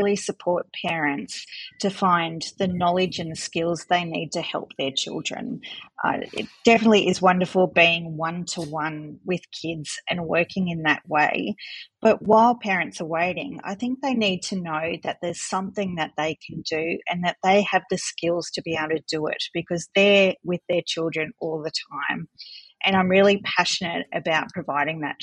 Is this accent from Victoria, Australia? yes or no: no; North Coast, New South Wales, Australia; moved away as an adult; also born or lived in Melbourne, Australia; now in Coonabarabran, Australia; I grew up on the North Coast and moved to Melbourne to do the course in speech pathology